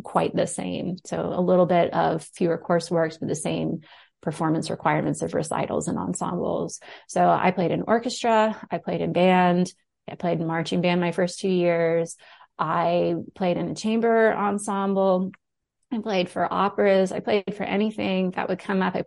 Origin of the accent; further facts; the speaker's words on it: Moncks Corner, South Carolina, United States; moved away as an adult; also born or lived in Tuscaloosa, Alabama; So I grew up in South Carolina. I grew up outside of Charleston in a little town called Monk's Corner